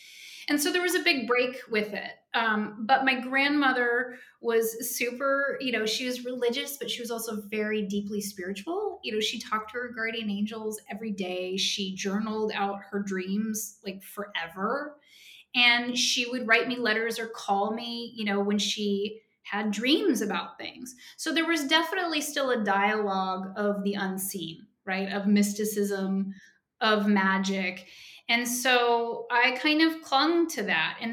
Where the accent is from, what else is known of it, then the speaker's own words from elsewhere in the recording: Oklahoma, United States; When I was 16 and from 16 to 18, I'm from Oklahoma